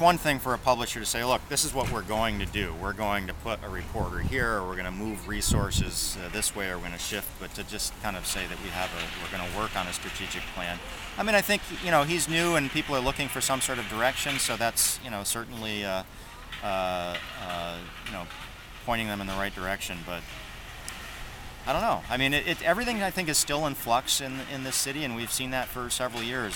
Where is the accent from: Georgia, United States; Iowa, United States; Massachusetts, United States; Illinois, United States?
Massachusetts, United States; Worcester; I'm from the Worcester area.